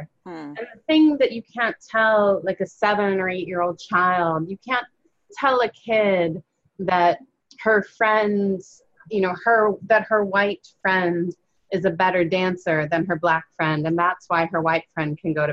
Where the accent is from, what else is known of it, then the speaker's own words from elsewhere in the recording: Chicago, Illinois, United States; I grew up in Chicago